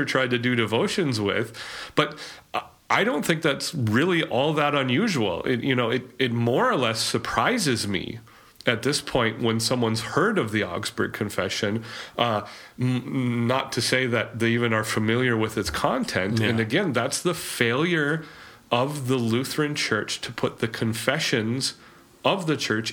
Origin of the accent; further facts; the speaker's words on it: Grand Forks, North Dakota, United States; We're both Eastern North Dakota boys. Adam's from Valley City. I'm from Grand